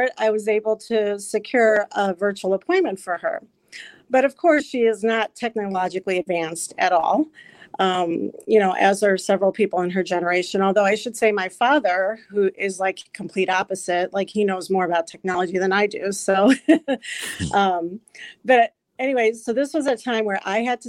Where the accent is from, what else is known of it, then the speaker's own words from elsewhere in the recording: Illinois, United States; moved away as an adult; also born or lived in New Jersey; now in Wisconsin, United States; I was born in New Jersey, but raised in Illinois, and then met my wonderful husband and moved to Wisconsin about 13 years ago now.